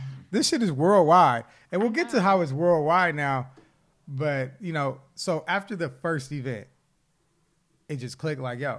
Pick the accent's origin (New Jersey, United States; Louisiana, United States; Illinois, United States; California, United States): California, United States; Los Angeles; out here in LA, basically in LA, growing up, it was just black, Mexican. That's how I was my whole childhood.